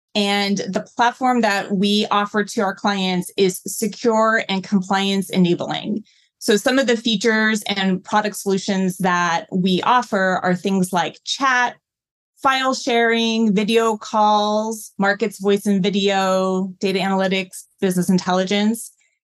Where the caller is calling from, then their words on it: New York City, New York, United States; I'm joining from my apartment in New York City.